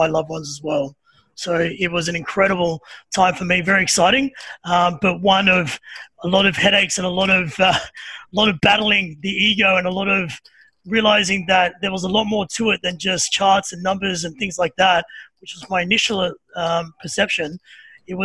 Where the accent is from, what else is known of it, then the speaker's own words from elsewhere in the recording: Sydney, New South Wales, Australia; also born or lived in Byron Bay; now in Melbourne, Australia; I'm originally from Sydney. So from a place called Redfern, which is probably not the greatest area to grow up in as a little kid